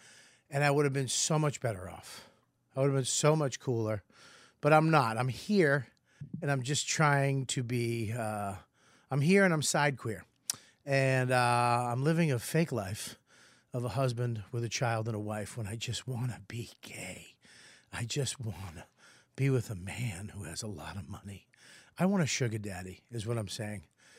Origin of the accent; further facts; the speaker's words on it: Boston, Massachusetts, United States; I'm from Boston, dude. And I'm here to fucking... This is what I would have sounded like if I never, ever left Boston.